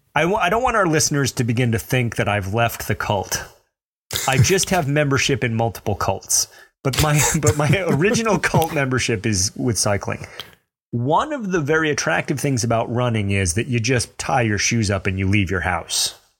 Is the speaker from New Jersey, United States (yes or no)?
no; Mobile, Alabama, United States; accent: Southern; I grew up in Mobile, Alabama. I earned that accent